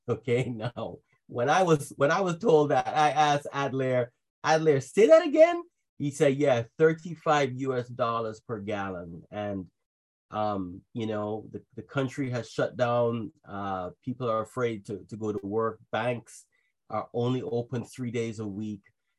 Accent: Trinidad & Tobago; also born or lived in Jamaica; I actually grew up in Jamaica and Trinidad because my mother is Jamaican and my father is Trinidadian.

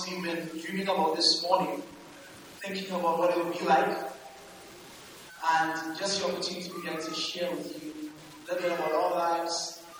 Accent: Trinidad & Tobago; moved away; We are Trinidadian born, of course.

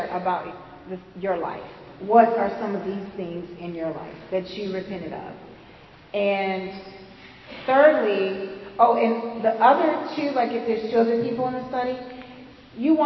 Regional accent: the South, United States; accent: southern; my southern accent

